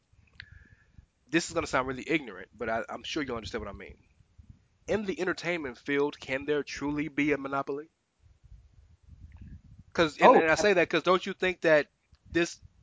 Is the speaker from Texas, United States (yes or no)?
yes; Houston, Texas, United States; I'm from Houston.